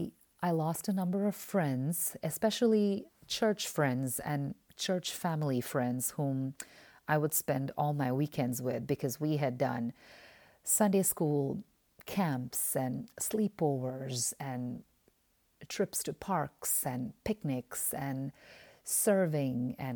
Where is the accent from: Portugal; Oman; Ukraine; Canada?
Oman; moved away as an adult; also born or lived in India; Now, I was born in India, but I was raised in the Middle East in the Sultanate of Oman. And I grew up in Oman from the age of five.